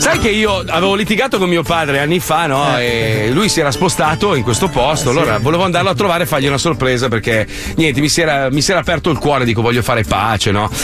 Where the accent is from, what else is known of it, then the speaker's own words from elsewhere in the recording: Milan, Lombardy, Italy; io sono milanese, nato a Milano